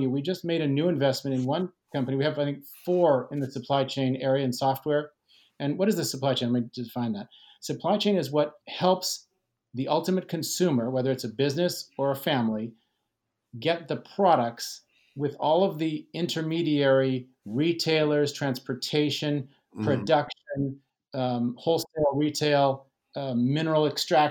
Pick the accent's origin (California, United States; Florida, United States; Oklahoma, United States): California, United States; Fresno; now in San Francisco, United States; I grew up in Fresno